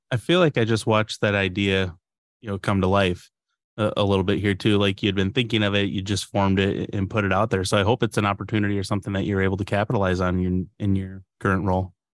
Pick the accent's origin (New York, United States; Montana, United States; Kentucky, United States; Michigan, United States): Michigan, United States; Upper Peninsula; growing up in the Upper Peninsula, we had, you know, a strong native culture